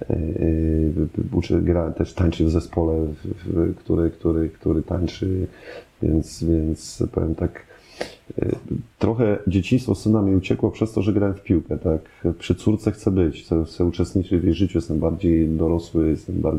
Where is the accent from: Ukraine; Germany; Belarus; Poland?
Germany; born there; się urodziłem w Niemczech, to czemu nie mówię po niemiecku?